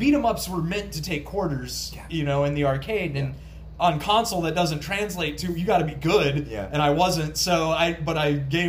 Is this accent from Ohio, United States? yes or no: yes; Dayton, Ohio, United States; born or raised there